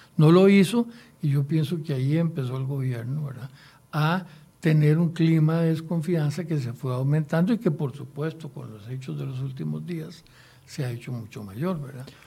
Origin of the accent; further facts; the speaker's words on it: Costa Rica; me siento obligado como costarricense a contribuir en lo que yo pueda.